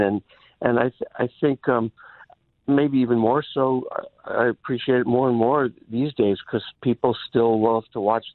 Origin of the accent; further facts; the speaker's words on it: New York City, New York, United States; moved away as an adult; I grew up in Brooklyn